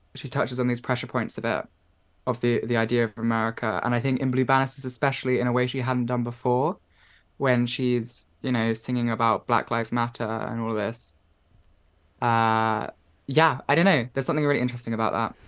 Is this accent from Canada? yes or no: no; Watford, East of England, United Kingdom; where I grew up in Watford